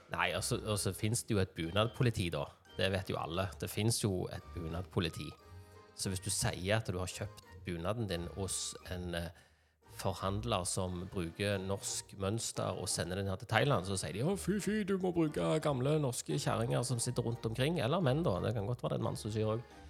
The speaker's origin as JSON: {"language": "Norwegian", "country": "Norway"}